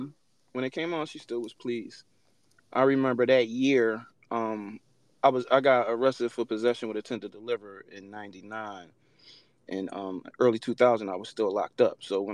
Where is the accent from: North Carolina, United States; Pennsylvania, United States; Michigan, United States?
Pennsylvania, United States; Philadelphia; You know, like you said, originally I was from West Philly.